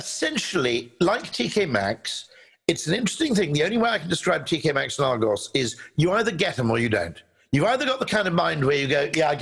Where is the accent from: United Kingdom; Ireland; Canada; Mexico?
United Kingdom; as a Brit